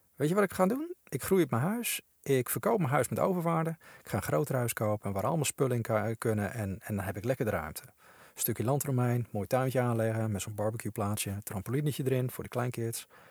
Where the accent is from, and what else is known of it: Netherlands